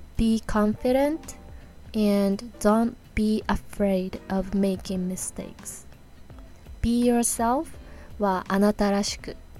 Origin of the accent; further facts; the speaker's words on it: Hokkaido, Japan; now in New York, United States; I was born and grew up in Hokkaido I am でいう場合は変わらない事実私が北海道出身であることは変わらない事実